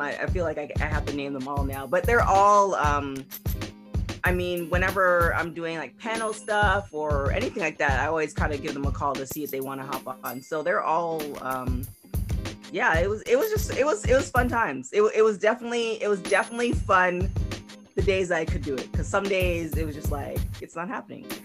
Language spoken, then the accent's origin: English; Canada; I'm from Canada